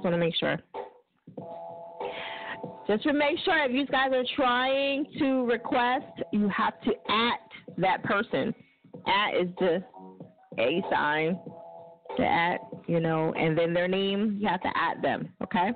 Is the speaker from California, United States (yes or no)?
no; New Jersey, United States; That's where I'm from